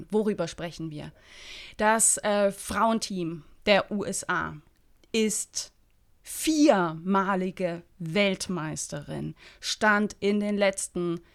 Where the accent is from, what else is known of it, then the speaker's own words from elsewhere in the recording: Berlin, Germany; als Berlinerin als, als Berliner